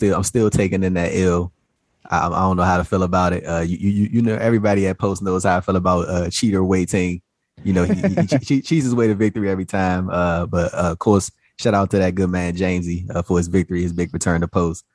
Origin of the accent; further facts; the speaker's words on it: Washington, District of Columbia, United States; my hometown team, the Washington Wizards